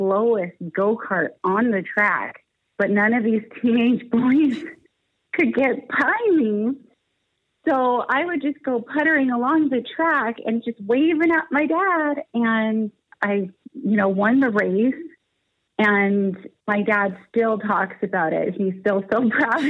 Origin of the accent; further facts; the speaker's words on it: Niagara Falls, Ontario, Canada; also born or lived in Toronto; I was born and raised in Niagara Falls, Ontario, Canada, and that's where I live today